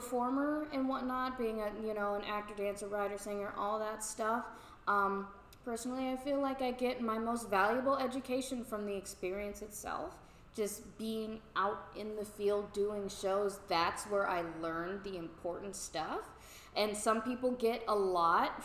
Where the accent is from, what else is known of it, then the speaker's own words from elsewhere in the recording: Midwest, United States; I'm from the Midwest